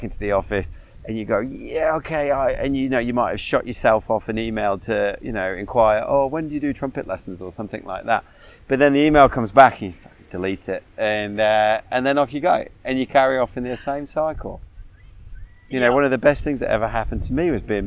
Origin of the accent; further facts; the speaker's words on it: England, United Kingdom; I grew up in England, 11 years, boys boarding school